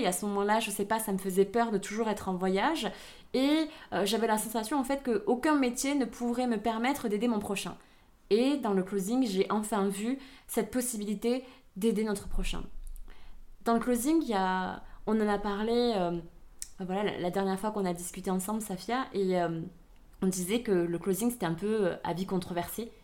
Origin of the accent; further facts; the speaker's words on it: Aveyron, Occitania, France; accent: southern French; also born or lived in Vietnam; J'ai vécu euh, donc toute mon enfance et mon adolescence en Aveyron